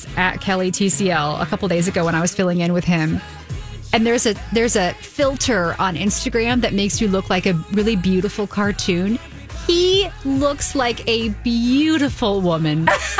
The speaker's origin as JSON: {"language": "English", "region": "Southern Indiana", "country": "United States", "tie": "born or raised there", "said": "because I'm from Southern Indiana, so it's like Tornado Alley area."}